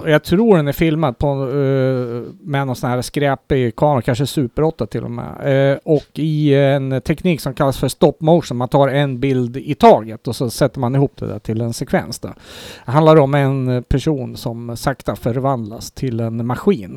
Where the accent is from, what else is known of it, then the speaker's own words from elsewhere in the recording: Sweden; som svensk